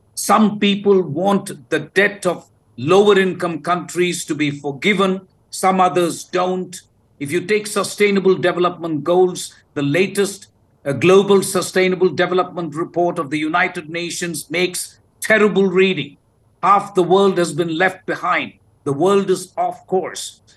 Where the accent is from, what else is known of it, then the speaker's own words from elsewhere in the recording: South India, India; I come from the South